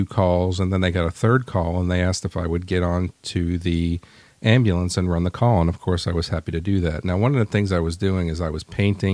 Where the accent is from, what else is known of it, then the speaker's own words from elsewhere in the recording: New York, United States; accent: Northeast; moved away; I had a Northeast accent